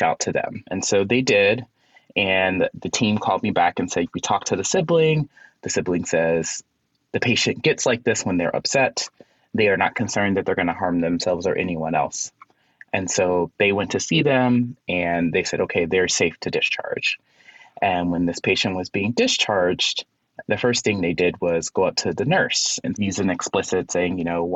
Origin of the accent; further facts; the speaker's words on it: Chicago, Illinois, United States; moved away as an adult; now in Philadelphia, United States; I am originally from Chicago.